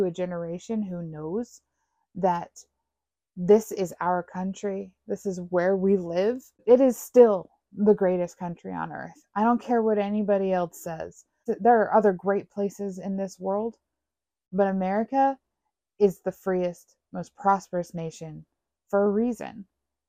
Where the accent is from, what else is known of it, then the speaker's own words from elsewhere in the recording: United States; as American citizens